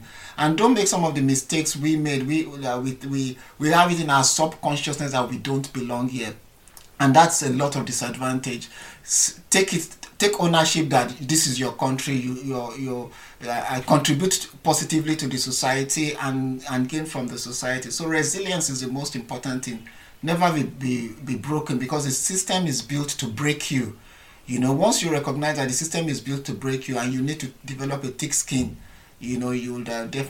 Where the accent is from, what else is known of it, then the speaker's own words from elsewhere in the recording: Nigeria; one of the things as a Nigerian or as Africans, that we're very resilient people. Our weather can be harsh sometimes, you know, the sun sometimes gets to 45 to 50 degrees and we still survive.